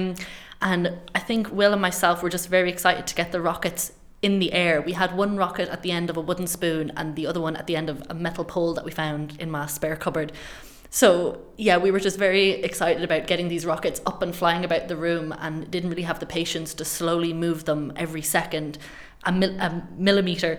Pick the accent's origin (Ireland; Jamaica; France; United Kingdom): Ireland; I'm Irish